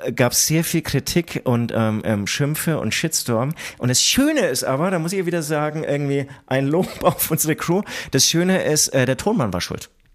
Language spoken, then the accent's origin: German; Nuremberg, Bavaria, Germany; ich bin in Nürnberg geboren.